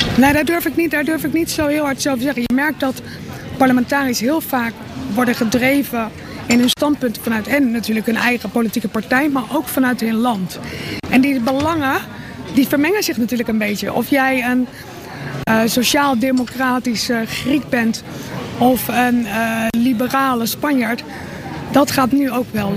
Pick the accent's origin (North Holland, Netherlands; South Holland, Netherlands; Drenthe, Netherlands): South Holland, Netherlands; Rotterdam; als Rotterdammers